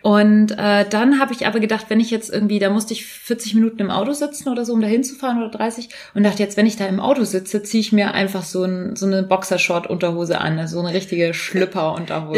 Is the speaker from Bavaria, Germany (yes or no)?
yes; Bavaria, Germany; ich bin Bayerin